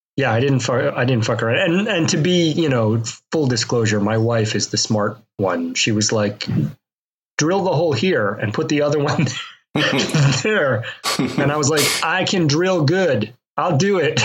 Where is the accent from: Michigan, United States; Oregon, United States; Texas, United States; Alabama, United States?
Alabama, United States; Mobile; moved away; I grew up in Mobile, Alabama, where they keep that that hot.